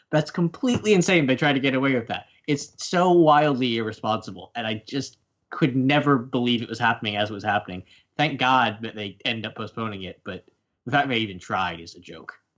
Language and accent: English; United States; as an American